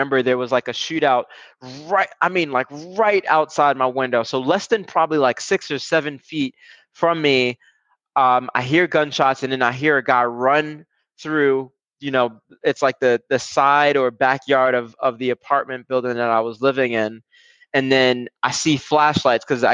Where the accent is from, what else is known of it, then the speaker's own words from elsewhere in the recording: New York City, New York, United States; I grew up in Brooklyn, New York, for the most part.